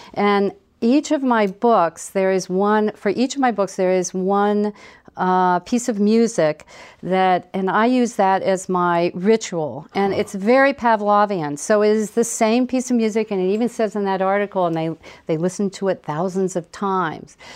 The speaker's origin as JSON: {"language": "English", "town": "Dayton", "region": "Ohio", "country": "United States", "tie": "born or raised there", "also_born_or_lived": "New York / Ripley, Ohio", "said": "I grew up in Dayton and uh, part of Dayton, uh, Oakwood"}